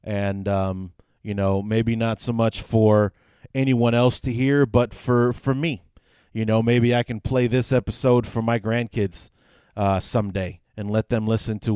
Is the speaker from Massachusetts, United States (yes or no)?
no; Chicago, Illinois, United States; I born and raised on the North Side